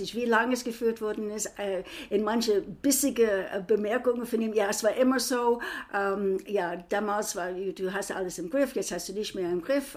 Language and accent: German; United States; also born or lived in Frankfurt; now in Germany; ich bin Amerikanerin